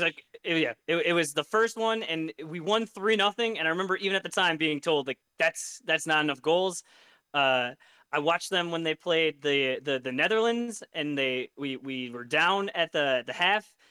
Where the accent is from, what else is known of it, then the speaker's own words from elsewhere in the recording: United States; as an American